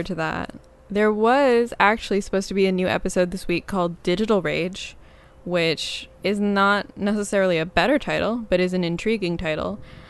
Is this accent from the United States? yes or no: yes; Midwest, United States; I'm from the Midwest